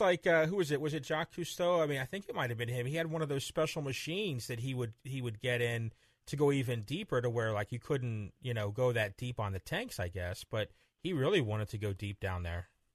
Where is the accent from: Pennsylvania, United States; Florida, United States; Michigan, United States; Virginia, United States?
Florida, United States; growing up in Florida